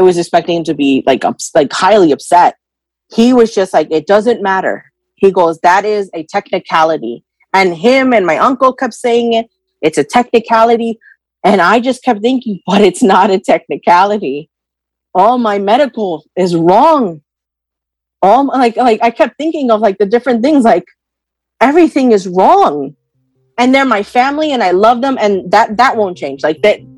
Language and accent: English; New York, United States; also born or lived in Wayne, New Jersey; I am from New York, and I am 33 years old